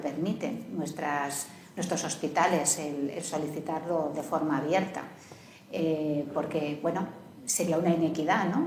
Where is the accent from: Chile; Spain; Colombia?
Spain; Canary Islands; Yo, por ejemplo, vengo de Canarias, ¿no? O sea, estamos a 3.000 kilómetros de la península